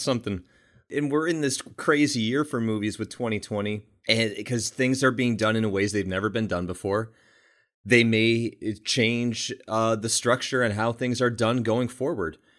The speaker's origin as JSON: {"language": "English", "town": "Buffalo", "region": "New York", "country": "United States", "tie": "born or raised there", "said": "buffalo new york my hometown"}